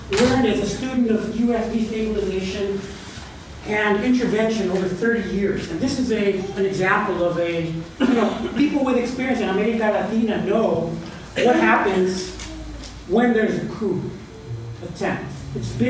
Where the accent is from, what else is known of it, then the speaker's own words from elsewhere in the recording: San Francisco, California, United States; I grew up on Folsom Street and used to go to church down the street on Valencia